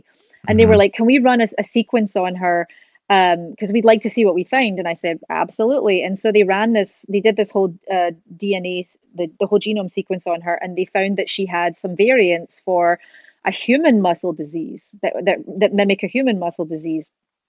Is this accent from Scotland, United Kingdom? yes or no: yes; Scotland, United Kingdom; now in California, United States; She came from Argentina. I came from Scotland. We met in California